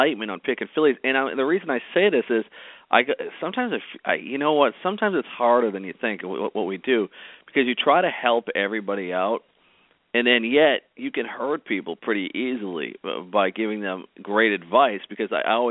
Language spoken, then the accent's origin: English; Boston, Massachusetts, United States; I grew up in Boston, Massachusetts